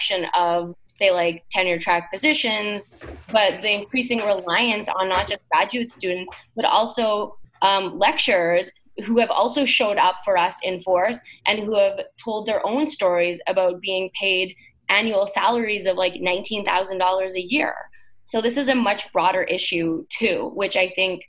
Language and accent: English; Canada; moved away as an adult; now in United States; I'm Canadian, so I'm an international student